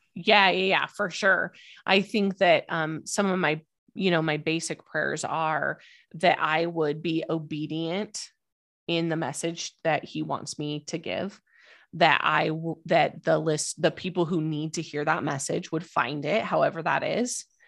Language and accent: English; Idaho, United States; moved away as an adult; also born or lived in Albuquerque, New Mexico / East Coast / West Coast; now in Denver, United States; I was born and raised in Idaho.